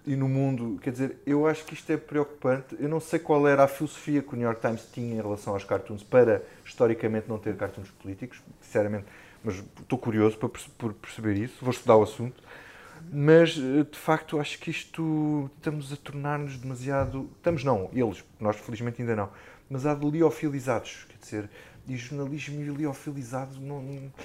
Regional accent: Alentejo, Portugal; eu sou alentejano

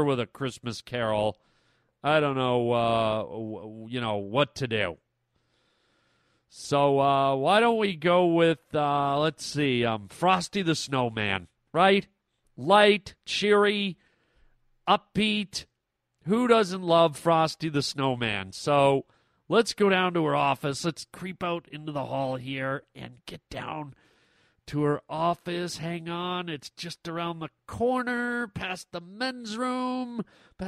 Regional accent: Canada; moved away; I'm a Canadian boy, and my family lives up in Canada.

